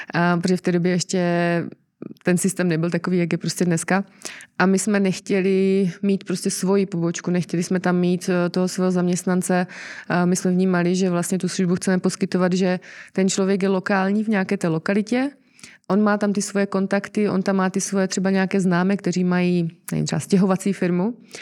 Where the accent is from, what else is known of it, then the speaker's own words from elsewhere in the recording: Czechia; jako Češi